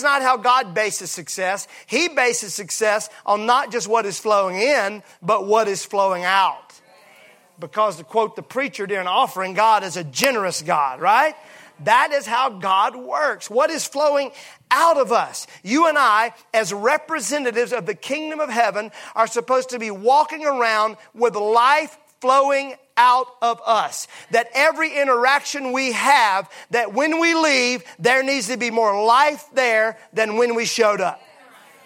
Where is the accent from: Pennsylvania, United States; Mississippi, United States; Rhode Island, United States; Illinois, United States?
Mississippi, United States; I'm from Mississippi.